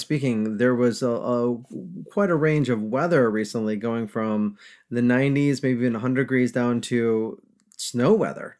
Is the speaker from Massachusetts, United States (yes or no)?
no; upstate New York, United States; now in Charlotte, United States; I'm from upstate New York